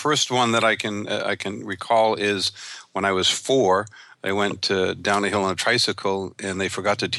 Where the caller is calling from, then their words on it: Ventura, California, United States; I'm calling from Ventura, California.